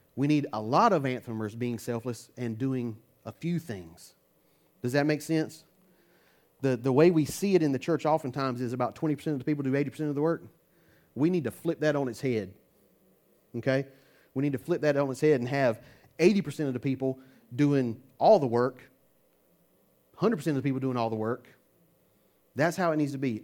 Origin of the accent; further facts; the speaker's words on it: United States; I'm American